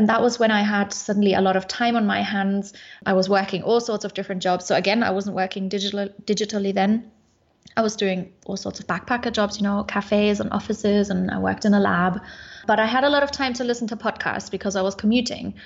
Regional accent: Munich, Bavaria, Germany; moved away as an adult; also born or lived in Sofia, Bulgaria; I am originally from Munich in Germany, but I'm currently in Bulgaria in Sofia

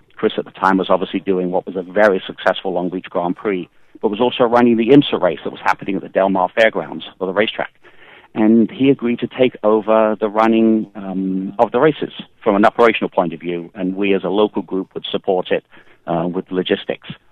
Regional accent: Kent, South East England, United Kingdom; now in United States; I grew up in England, uh, in Kent, which is the southeast part of England

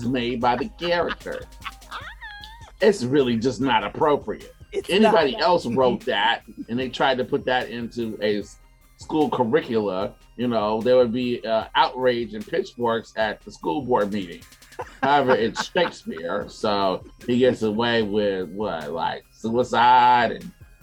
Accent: Chicago, Illinois, United States; moved away; I'm originally from Chicago, and I've been teaching now for about 6 years, and this is my first opportunity to teach in the Chicagoland area, to be around students in high school where I grew up.

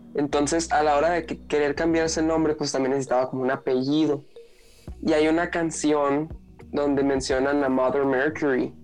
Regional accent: Mexicali, Baja California, Mexico; now in Hermosillo, Mexico; yo crecí en Mexicali

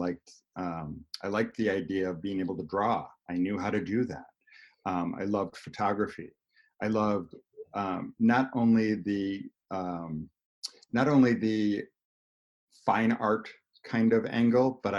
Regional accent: Arlington Heights, Illinois, United States; I grew up in Arlington Heights

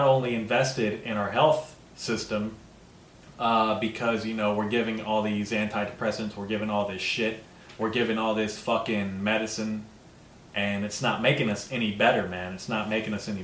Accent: United States; As an American, dude, first generation American

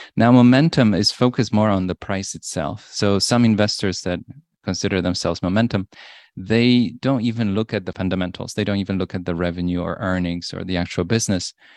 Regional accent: Poland; moved away; I was born in Poland. In nineteen eighty, it was a very different time in Poland.

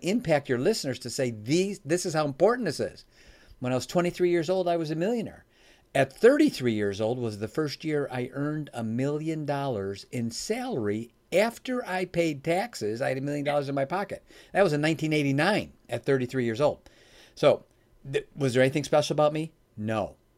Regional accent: Chicago, Illinois, United States; now in Michigan, United States; I live in Michigan now. I was born in Chicago

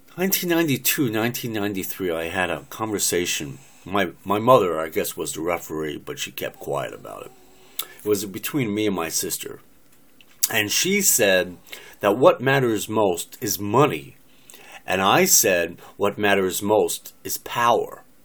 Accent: United States; I'm an American, born and raised in America since 1958

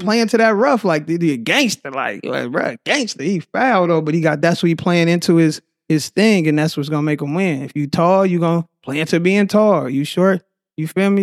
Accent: Oakland, California, United States; also born or lived in Tracy, California / San Leandro, California; I'm originally from Oakland

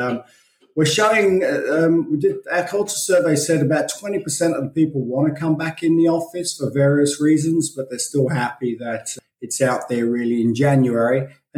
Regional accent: London, United Kingdom; moved away as an adult; also born or lived in Belfast / Australia; So actually my background was I was born in Belfast and kind of raised in London until I was 21 and then started traveling throughout the world, ended up in Australia in 1988.

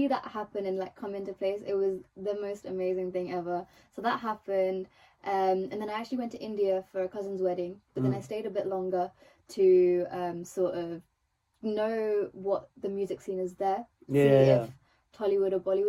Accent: England, United Kingdom; first language Telugu; I was brought up in England, so obviously I'm going to be singing in English

